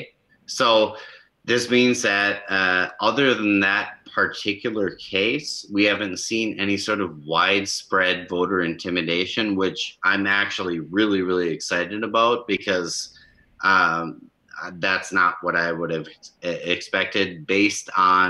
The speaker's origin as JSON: {"language": "English", "region": "Minnesota", "country": "United States", "tie": "born or raised there", "said": "my hometown, which is about 3,000 people"}